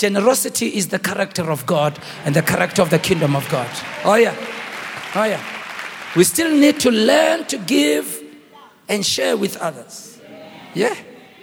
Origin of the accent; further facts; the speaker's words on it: Soweto, Gauteng, South Africa; I grew up in Rockville